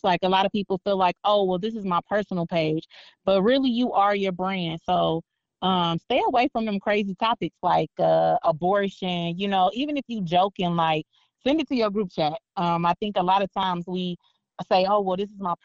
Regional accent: Northwest Indiana, United States; now in Las Vegas, United States; I live in Vegas now, but when I first moved out here, I didn't understand the way they said certain stuff, because, you know, I'm from Northwest Indiana

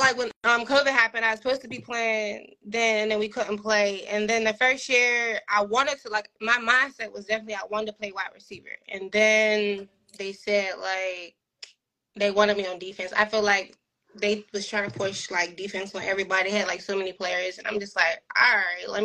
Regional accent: Pittsburgh, Pennsylvania, United States; I'm from Pittsburgh

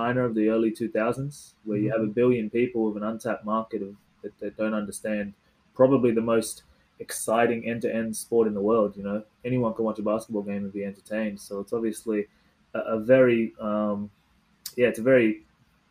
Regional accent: Australia; I was from Australia, but I could speak Tamil

